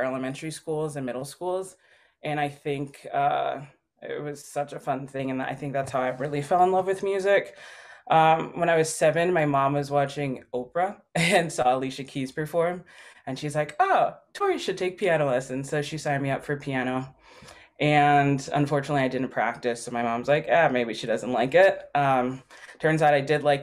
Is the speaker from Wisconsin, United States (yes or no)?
yes; Milwaukee, Wisconsin, United States; I was born in Milwaukee